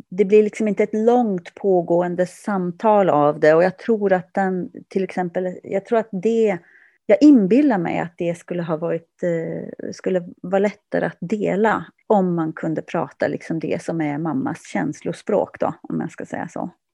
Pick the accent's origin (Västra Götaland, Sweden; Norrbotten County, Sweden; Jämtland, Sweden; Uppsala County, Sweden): Norrbotten County, Sweden; Kiruna; also born or lived in Kurkkio; jag växte upp i centrala Kiruna